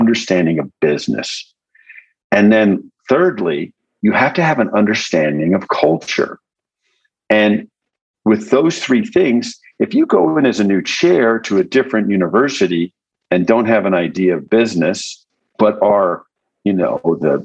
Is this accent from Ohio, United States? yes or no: no; Aspen, Colorado, United States; moved away as an adult; also born or lived in Texas / Baltimore, Maryland; now in New Mexico, United States; I was born in Texas and grew up in Colorado